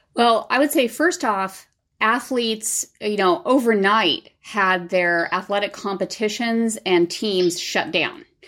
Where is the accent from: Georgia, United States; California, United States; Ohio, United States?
California, United States; Southern; I grew up in Southern California